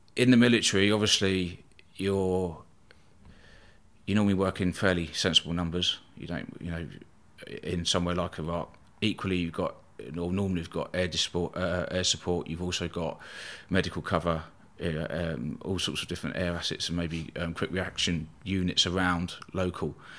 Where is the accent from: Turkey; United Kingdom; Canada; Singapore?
United Kingdom; Eastbourne, South East England; born or raised there